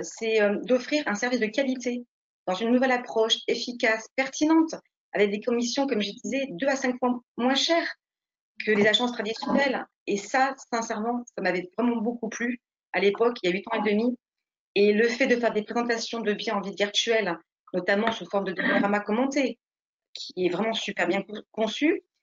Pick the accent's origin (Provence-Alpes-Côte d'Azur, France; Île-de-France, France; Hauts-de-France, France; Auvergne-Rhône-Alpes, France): Provence-Alpes-Côte d'Azur, France; Nice; moved away as an adult; now in Saint-Médard-en-Jalles, France; je suis née à Nice, j'ai fait du coup toutes mes études dans ma ville natale